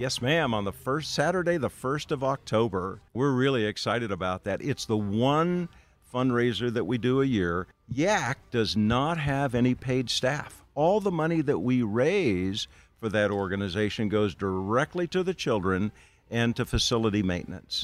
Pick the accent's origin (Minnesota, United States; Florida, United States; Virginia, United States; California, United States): Minnesota, United States; a bunch of other kids from my hometown in Minnesota